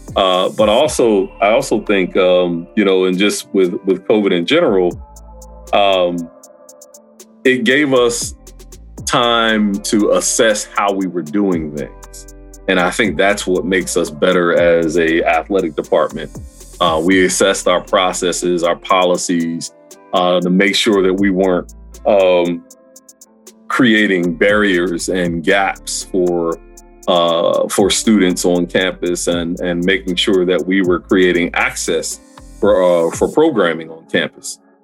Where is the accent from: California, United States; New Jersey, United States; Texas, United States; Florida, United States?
New Jersey, United States; also born or lived in the city (unspecified); my family, we grew up in New Jersey.